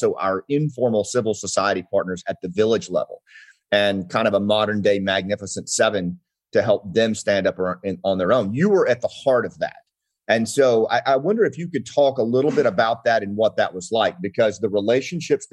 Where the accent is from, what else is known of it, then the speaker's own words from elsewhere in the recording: Mount Ida, Arkansas, United States; moved away; my little town that I grew up in Mount Ida, Arkansas, like we didn't even have a stoplight